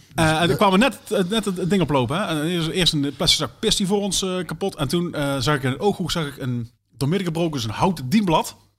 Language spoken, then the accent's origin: Dutch; Sterksel, North Brabant, Netherlands; Ik kom uit Sterksel